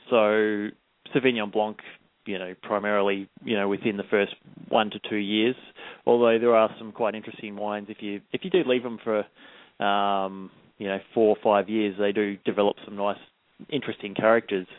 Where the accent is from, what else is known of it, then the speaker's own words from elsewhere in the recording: Melbourne, Victoria, Australia; moved away as an adult; also born or lived in Adelaide, Australia; now in New Zealand; I grew up in Australia, in just out of the Yarra Valley, in Melbourne